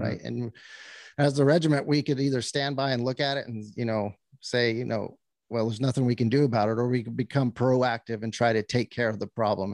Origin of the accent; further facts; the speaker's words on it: New Mexico, United States; moved away; born and raised in New Mexico on a cattle ranching out there